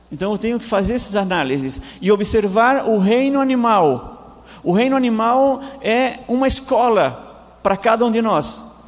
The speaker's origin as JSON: {"language": "Portuguese", "town": "Tubarão", "region": "Santa Catarina", "country": "Brazil", "also_born_or_lived": "Laguna", "moved": "as an adult", "lives_now": "Argentina", "said": "Eu sou brasileiro, do estado de Santa Catarina, da cidade de Tubarão"}